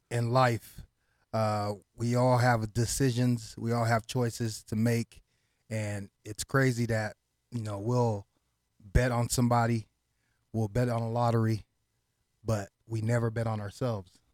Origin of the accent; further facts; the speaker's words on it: Las Vegas, Nevada, United States; first language Haitian Creole; English is a second language; also born or lived in Miami, Florida / Haiti (ancestry); I came out here to Las Vegas when I was six years old.